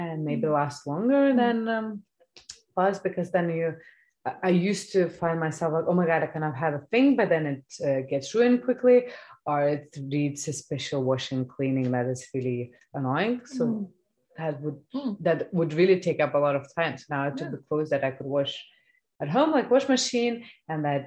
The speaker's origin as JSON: {"language": "English", "country": "Lithuania", "moved": "yes", "lives_now": "Denmark", "said": "I come from Lithuania"}